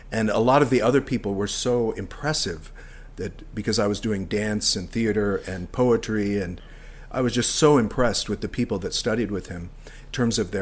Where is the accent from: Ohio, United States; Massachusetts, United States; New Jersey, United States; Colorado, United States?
Colorado, United States; moved away as an adult; also born or lived in Maine; now in Nova Scotia, Canada; I grew up in Colorado